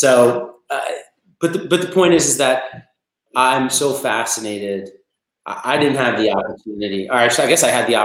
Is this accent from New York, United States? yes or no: yes; New York, United States; also born or lived in Massachusetts; I'm from New York. At the time, I was in boarding school in Massachusetts